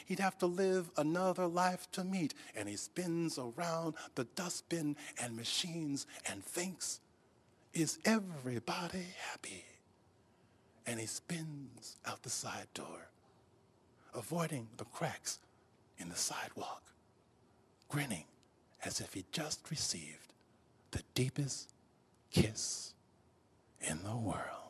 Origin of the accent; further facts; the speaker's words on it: Rochester, New York, United States; when I grew up, um, in Rochester, New York, um, I actually was growing up in the South